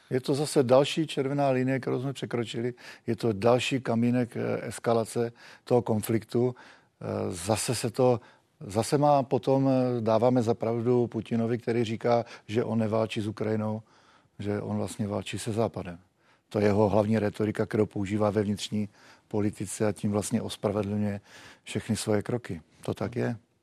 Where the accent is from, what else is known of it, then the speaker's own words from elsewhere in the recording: Czechia; My jsme byli vždycky takový eh, zdrženlivější jako Češi